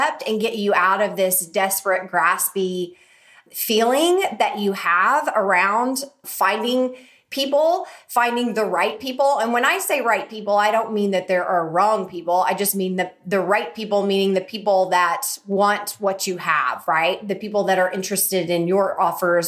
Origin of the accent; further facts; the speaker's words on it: Oklahoma, United States; my little town that I grew up in Oklahoma